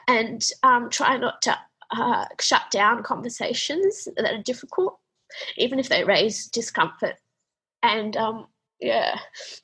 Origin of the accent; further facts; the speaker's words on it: Australia; I was Australian